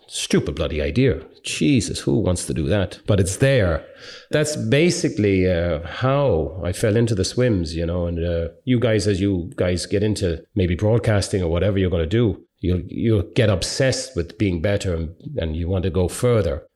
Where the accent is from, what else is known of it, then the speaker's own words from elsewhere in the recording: Ireland; being Irish